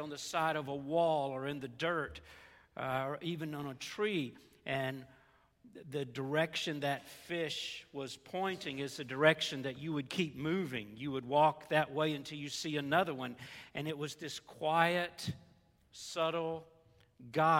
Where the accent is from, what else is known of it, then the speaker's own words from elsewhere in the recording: the South, United States; accent: southern; moved away; my southern accent